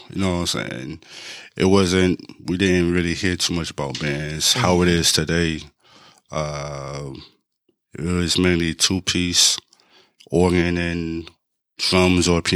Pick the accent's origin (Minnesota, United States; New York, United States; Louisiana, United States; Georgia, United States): New York, United States; New York City; moved away as an adult; now in Memphis, United States; I'm originally from Brooklyn, New York